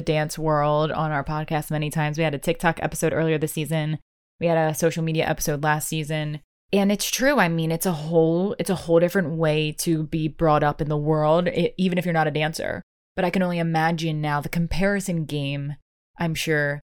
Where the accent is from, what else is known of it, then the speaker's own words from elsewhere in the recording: Maryland, United States; I grew up in Maryland